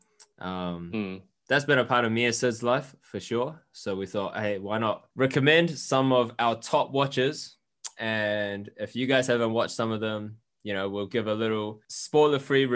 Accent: New Zealand; we're two Kiwi Asians

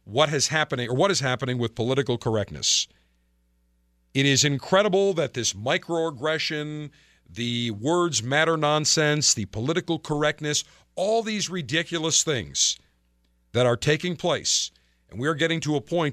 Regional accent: Buffalo, New York, United States; moved away; my hometown of Buffalo

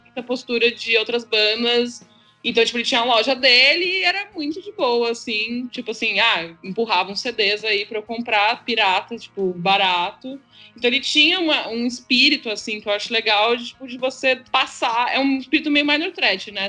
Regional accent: São Paulo, Brazil; eu sou de São Paulo, nasci em São Paulo

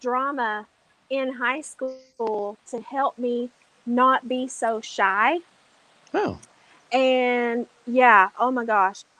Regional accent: Appalachia, United States; I'm Southern. Yeah. And I'm Appalachian.

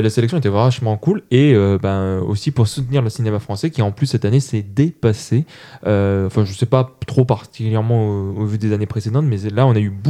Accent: Toulouse, Occitania, France; je le je suis toulousain. Je le fais très mal parce que j'ai pas d'accent.

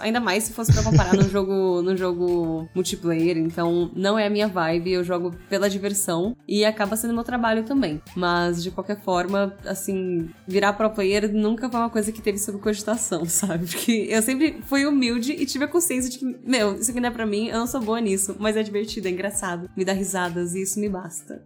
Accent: Embu das Artes, São Paulo, Brazil; moved away as an adult; now in São Paulo, Brazil; Sou de Imbu das Artes, assim, meio nativa vibes, sempre morei lá e agora tô morando por São Paulo.

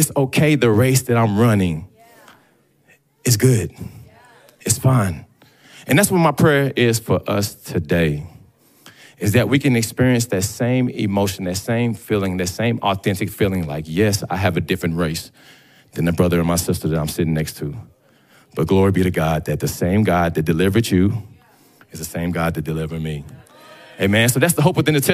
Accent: Dallas, Texas, United States; growing up in Dallas

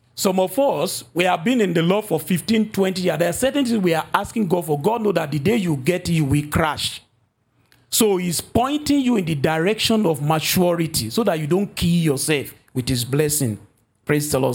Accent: Nigeria; moved away; my home country, Nigeria

